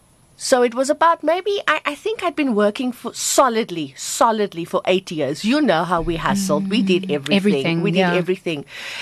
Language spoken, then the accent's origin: English; Cape Town, Western Cape, South Africa; moved away as an adult; also born or lived in Johannesburg; I am so honored to say that I come from Bontevil and the stock I come from and the people I grew up and the neighbors who helped rear me